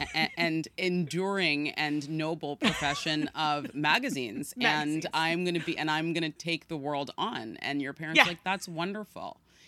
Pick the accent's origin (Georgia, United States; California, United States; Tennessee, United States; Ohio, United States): California, United States; San Francisco; now in New York City, United States; I grew up in San Francisco.